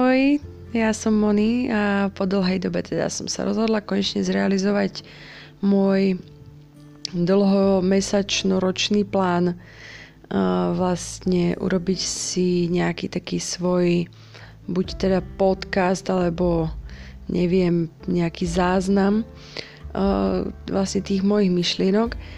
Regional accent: Slovakia; pochádzam zo Slovenska

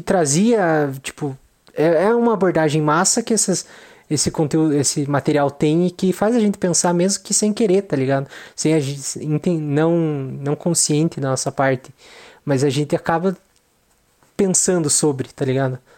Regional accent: Brazil; nós como brasileiros

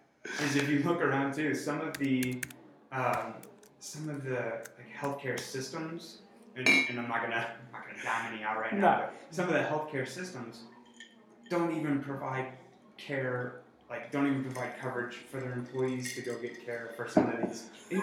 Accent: St. Charles, Missouri, United States; also born or lived in Alaska; I grew up just down the street, actually. About 3 miles from here.

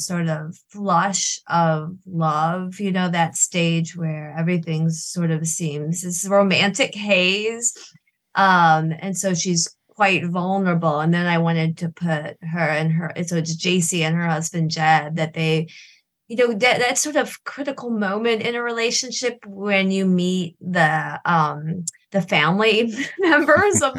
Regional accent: Michigan, United States; I'm from Michigan, this remote part of Michigan, the Upper Peninsula

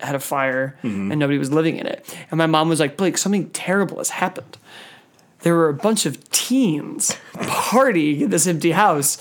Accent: suburb of Chicago, Illinois, United States; a suburb near the one I grew up in Chicago

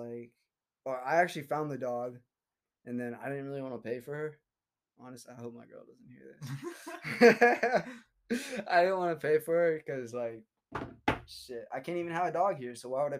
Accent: Seattle, Washington, United States; also born or lived in Russia / California; So I was born in Russia. Adopted when I was 2 years old by my mom. Well, actually, I have two moms. And so they adopted me when I was two. Came over. Lived in Seattle originally. Went to preschool, elementary, transferred to California

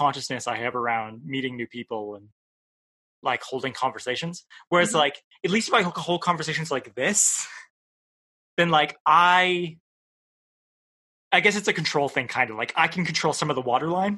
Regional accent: Canada; I'm a Canadian

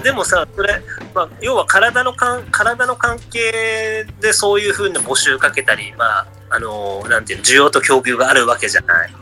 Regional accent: Aomori, Japan; 私の故郷の方では、はい。テレクラのメッカって言われてて、青森って

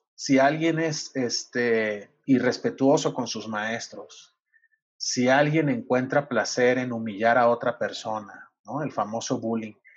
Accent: Sinaloa, Mexico; now in Mexico City, Mexico; yo soy de Sinaloa

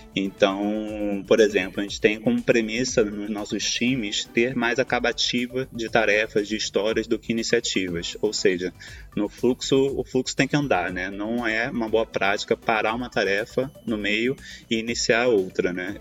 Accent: Rio de Janeiro, Brazil; now in Turin, Italy; sou carioca, hoje estou morando aqui na Itália, em Turim

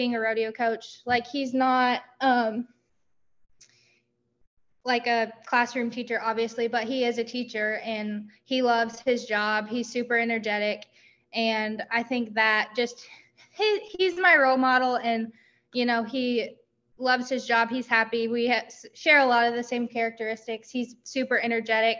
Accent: Marshall, Missouri, United States; also born or lived in Southern Iowa; We moved to Marshall when I was really little

